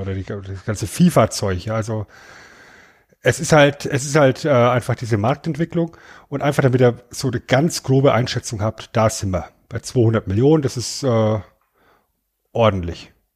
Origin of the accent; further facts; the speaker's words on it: Germany; bei uns in Deutschland